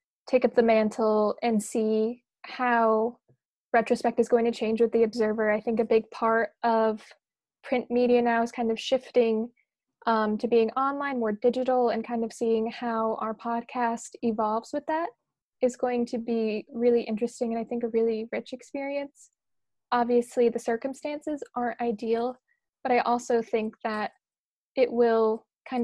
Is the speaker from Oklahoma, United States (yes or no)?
no; Bethel, Connecticut, United States; moved away as an adult; also born or lived in New York City; I'm from Bethel, Connecticut, which is just kind of over the border from New York